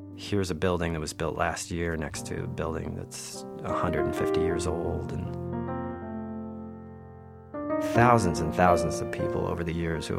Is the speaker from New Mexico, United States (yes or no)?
yes; Albuquerque, New Mexico, United States; now in New York City, United States; I grew up in Albuquerque